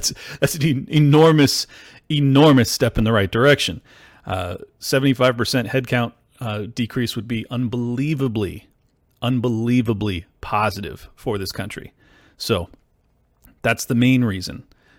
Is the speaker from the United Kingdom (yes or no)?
no; San Diego, California, United States; also born or lived in Miami; I'm from San Diego in Miami.